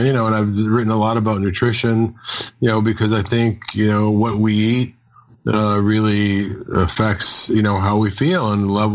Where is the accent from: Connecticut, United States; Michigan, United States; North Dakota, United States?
Michigan, United States; Detroit; I grew up in Detroit, Michigan